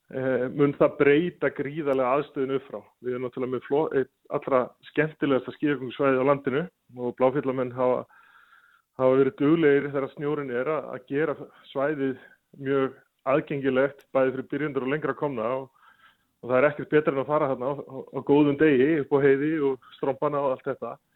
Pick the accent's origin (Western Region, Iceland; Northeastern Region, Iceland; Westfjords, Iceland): Westfjords, Iceland; Ísafjörður; now in Reykjavík capital area, Iceland; þegar við vorum allast upp á Ísafjörð